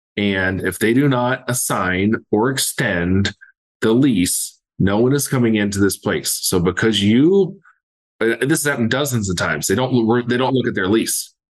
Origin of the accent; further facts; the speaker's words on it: Southeast Ohio, United States; born and raised in Southeast Ohio